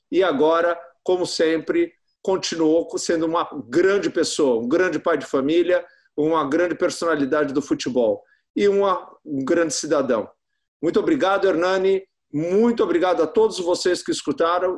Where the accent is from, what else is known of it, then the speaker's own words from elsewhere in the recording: Brazil; do nosso país tropical